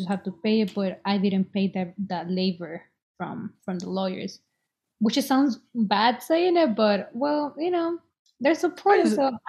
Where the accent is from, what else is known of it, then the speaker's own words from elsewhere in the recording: Boston, Massachusetts, United States; And since I was an undergrad and I'm from Boston, they were able to help me.